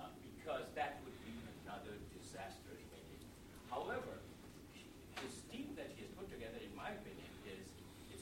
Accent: India; now in United States; I come from a foreign country. I'm from India.

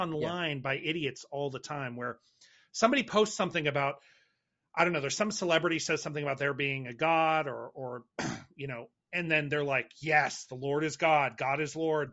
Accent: United States

